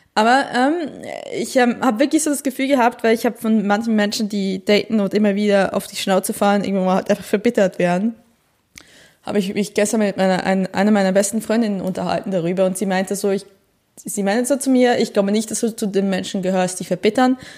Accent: Switzerland; now in Germany; ich bin eine Schweizerin, die in Deutschland lebt

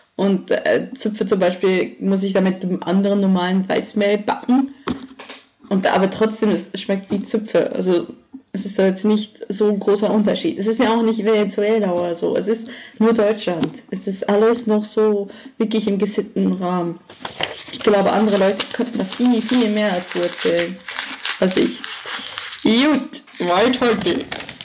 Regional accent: Emmental, Bern, Switzerland; moved away as an adult; also born or lived in Düsseldorf, Germany; now in Germany; Ich bin in einem Tal aufgewachsen, das ganze Emmental.

